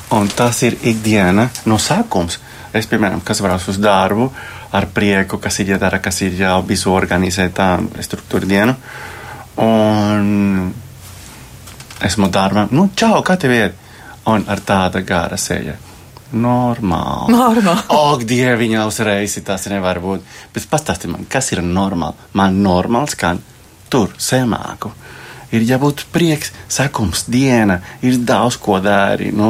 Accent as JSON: {"language": "Latvian", "country": "Colombia", "lives_now": "Latvia", "said": "Es esmu no Kolumbijas."}